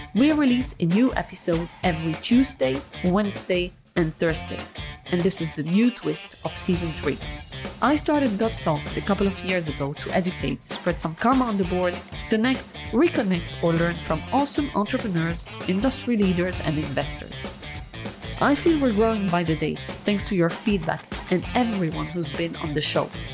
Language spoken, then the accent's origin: English; Lebanon; I'm, I'm from Lebanon